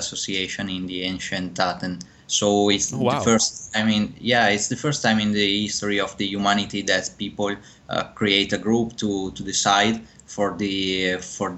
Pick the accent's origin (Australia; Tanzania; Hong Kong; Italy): Italy; Verona, Veneto; moved away as an adult; also born or lived in Ireland / Netherlands / United Kingdom; I'm from Italy, born in Verona, and I studied there at the university in Italy.